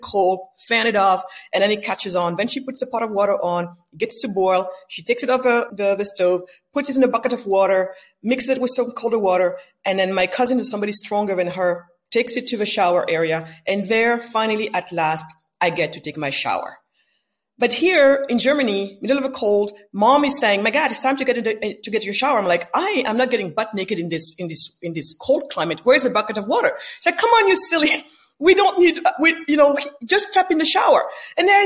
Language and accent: English; Senegal; I was born in West Africa, in Senegal, west coast of Africa